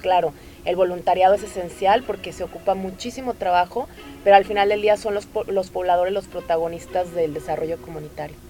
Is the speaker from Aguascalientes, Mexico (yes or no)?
no; Tamaulipas, Mexico; moved away as an adult; now in Nuevo León, Mexico; yo que soy de Tamaulipas y tengo acá ya 13 años